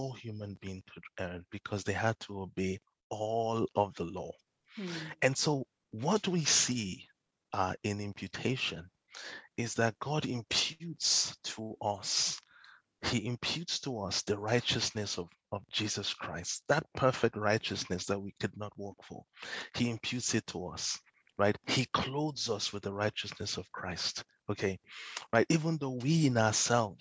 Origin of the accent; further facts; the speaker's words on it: Nigeria; growing up in Nigeria